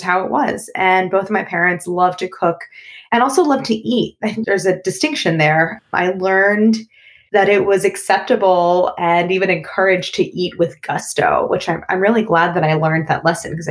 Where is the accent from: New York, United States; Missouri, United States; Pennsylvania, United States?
Missouri, United States; St. Louis; moved away as an adult; also born or lived in Paris; I grew up in St. Louis, Missouri. My older sisters and I were all born and raised there.